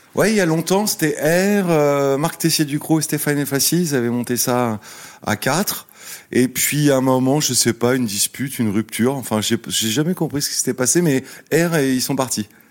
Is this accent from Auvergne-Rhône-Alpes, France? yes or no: no; Cergy-Pontoise, Île-de-France, France; also born or lived in Le Plessis-Bouchard; j'ai grandi à Sergi-Pontoise